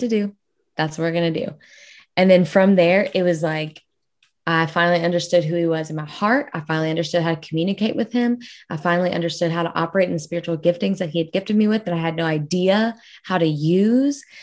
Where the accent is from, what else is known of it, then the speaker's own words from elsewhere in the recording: South Louisiana, United States; I'll say that I am from Louisiana, like, South Louisiana.